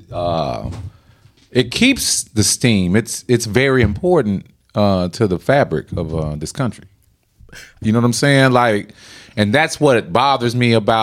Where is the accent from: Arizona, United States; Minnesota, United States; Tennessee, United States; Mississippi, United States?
Tennessee, United States; Memphis; we're from Tennessee. We're from Memphis.